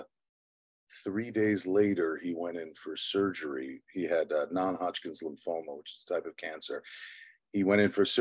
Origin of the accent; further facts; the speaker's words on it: Long Island, New York, United States; I was born in Long Island. I was born to two teachers, middle class upbringing